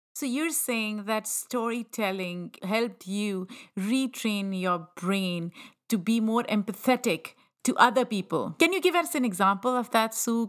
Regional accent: Pakistan; moved away; I grew up in Pakistan

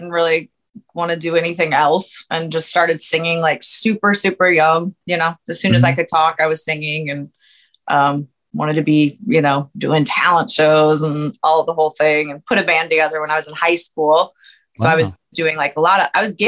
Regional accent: New Orleans, Louisiana, United States; also born or lived in Ponchatoula, Louisiana; I was born in New Orleans and I kind of spent half of my growing up time there. And then we moved to Ponchatoula

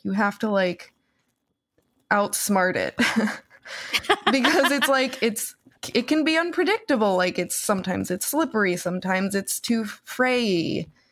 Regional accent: New Jersey, United States; my New Jersey public school

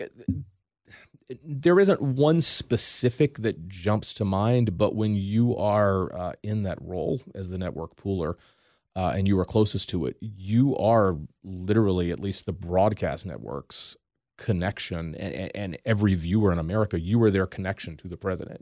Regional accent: Eastern North Carolina, United States; draw a line from Norfolk, Virginia to Raleigh, North Carolina. Stop halfway in between. That's where I grew up.

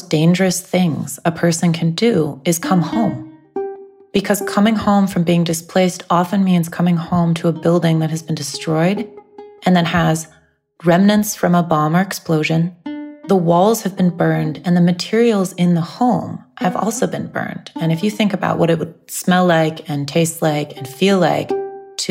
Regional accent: United States; I have Iraqi relatives, and I was raised in the U.S., and I'm an American citizen

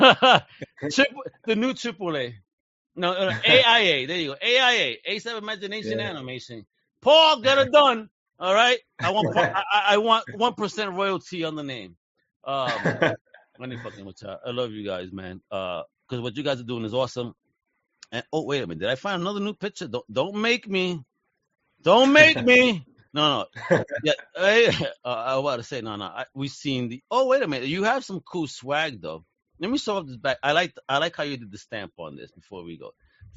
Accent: New York, United States; moved away; being a Puerto Rican kid growing up in New York

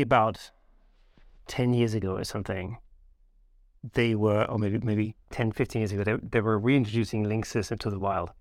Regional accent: southwest Germany, Germany; where I grew up in the Southwest of Germany

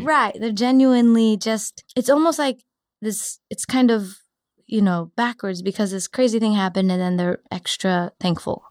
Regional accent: Cupertino, California, United States; also born or lived in San Diego; now in San Francisco, United States; I grew up in Cupertino, so I, I decided to come back.

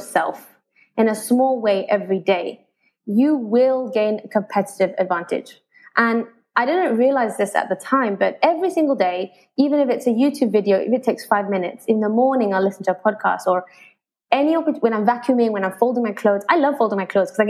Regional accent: Malaysia; moved away as an adult; also born or lived in United Kingdom; At the time, I was in Malaysia, so I'm half English, mm-hmm. half Malaysian.

